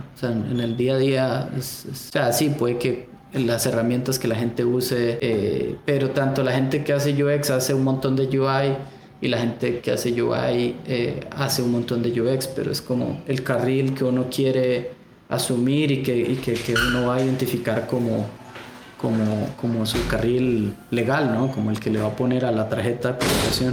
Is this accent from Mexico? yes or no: no; El Salvador; moved away as an adult; yo soy salvadoreño en la Universidad de El Salvador